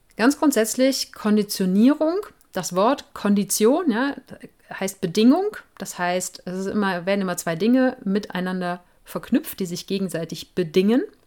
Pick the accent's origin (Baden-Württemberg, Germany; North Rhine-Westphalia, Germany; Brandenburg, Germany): North Rhine-Westphalia, Germany; Cologne; Ich komme ja aus Köln